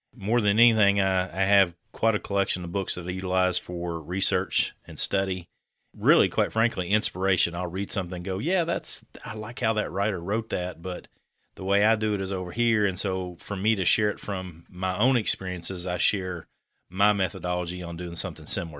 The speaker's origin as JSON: {"language": "English", "region": "Kentucky", "country": "United States", "said": "I'm from a different part of Kentucky"}